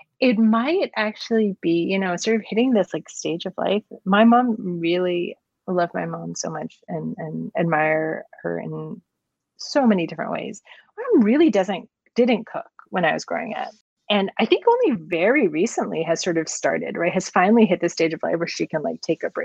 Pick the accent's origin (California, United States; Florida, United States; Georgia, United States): California, United States; Los Angeles; I grew up in Los Angeles